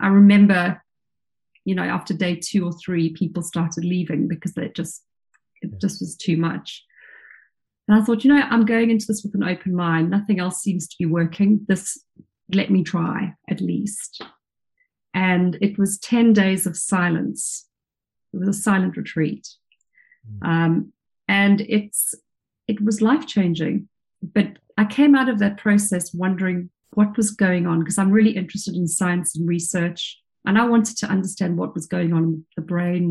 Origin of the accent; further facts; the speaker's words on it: South Africa; now in England; as a child growing up in South Africa, I was always in the ocean, in the pool, swimming